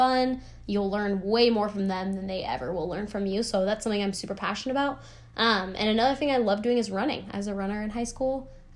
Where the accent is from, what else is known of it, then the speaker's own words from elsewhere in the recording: New Mexico, United States; moved away; I'm from New Mexico